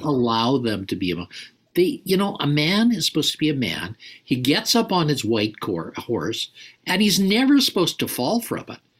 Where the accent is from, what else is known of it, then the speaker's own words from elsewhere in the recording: Calgary, Alberta, Canada; when I was a boy, I grew up in Calgary, Alberta, Canada